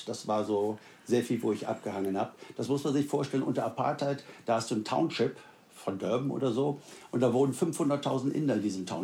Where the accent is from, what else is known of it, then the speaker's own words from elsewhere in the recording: Wuppertal, North Rhine-Westphalia, Germany; also born or lived in South Africa; In meiner Heimatstadt ähm, in Wuppertal